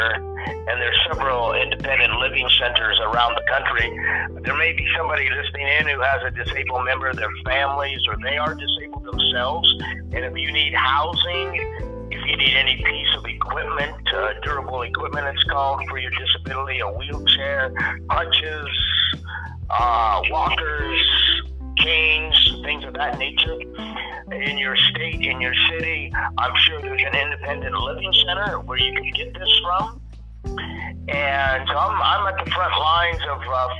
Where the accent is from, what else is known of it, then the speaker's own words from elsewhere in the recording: Pittsburgh, Pennsylvania, United States; moved away; I'm originally from Pittsburgh, PA.